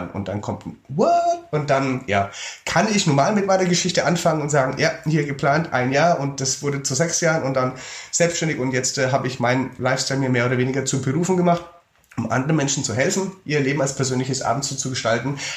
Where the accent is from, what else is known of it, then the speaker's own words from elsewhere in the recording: Germany; ich komme aus Deutschland